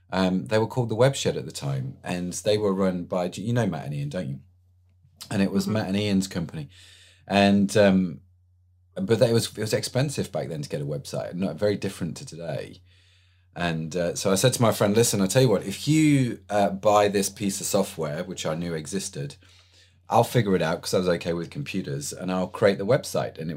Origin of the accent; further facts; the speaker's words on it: England, United Kingdom; Obviously, I'm English, so I'm gonna I'm gonna go with Lewis.